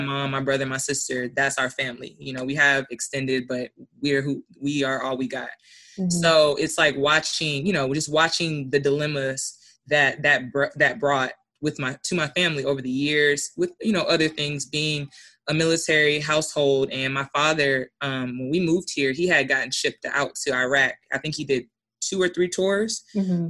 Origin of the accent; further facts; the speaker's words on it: Alaska, United States; I'm from Alaska.